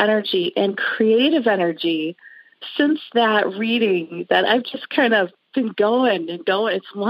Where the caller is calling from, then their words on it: Green Bay, Wisconsin, United States; I'm calling from Green Bay